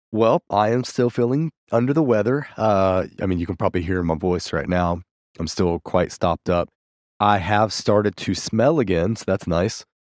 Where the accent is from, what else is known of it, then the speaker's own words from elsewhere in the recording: Bristol, Virginia, United States; moved away as an adult; my hometown of Bristol, Virginia